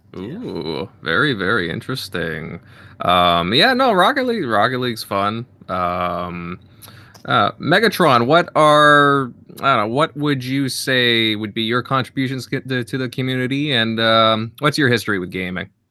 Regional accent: Southern Ontario, Canada; I'm from Ontario, so, uh, like, Southern Ontario

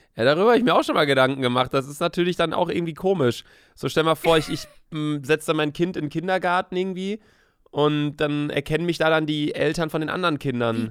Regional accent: Bielefeld, North Rhine-Westphalia, Germany; moved away as an adult; also born or lived in Cologne; now in Hamburg, Germany; Also ich wohne in Köln, aber ich komme aus Bielefeld. Von daher würde ich sagen, meine Heimat ist auf jeden Fall Bielefeld

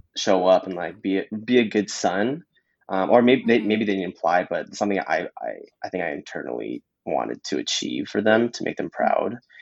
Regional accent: Mississauga, Ontario, Canada; born and raised in Mississauga.

